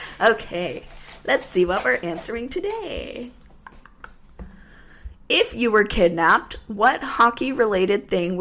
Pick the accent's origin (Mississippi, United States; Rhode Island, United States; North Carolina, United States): North Carolina, United States; I'm from North Carolina, and in North Carolina, we call, like, winter hats toboggans.